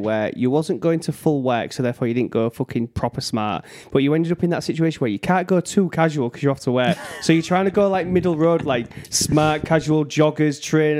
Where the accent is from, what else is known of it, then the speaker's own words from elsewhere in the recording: Hull, Yorkshire and the Humber, United Kingdom; Because I'm from Hull, where rugby league is ingrained in your culture.